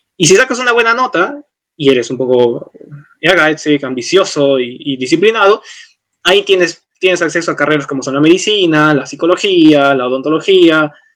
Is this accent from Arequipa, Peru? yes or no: yes; Arequipa, Peru; moved away as an adult; now in Aachen, Germany; yo vengo de Arequipa, una ciudad promedio al sur del Perú